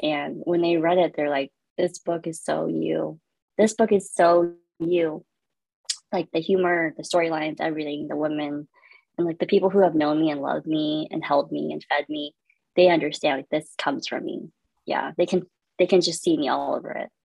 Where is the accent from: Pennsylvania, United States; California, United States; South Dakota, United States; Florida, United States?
California, United States; Fountain Valley; born in Fountain Valley, California